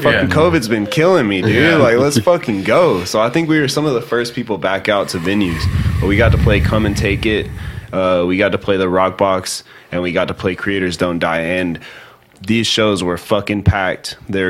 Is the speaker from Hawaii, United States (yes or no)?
no; Pittsburg, Texas, United States; I was born in Pittsburgh, Texas.